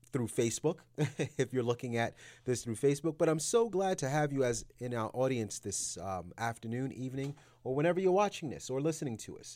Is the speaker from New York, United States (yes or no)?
yes; New York City, New York, United States; moved away as an adult; also born or lived in Yonkers, New York; now in Atlanta, United States; I'm originally from New York City, from, um, Brooklyn, New York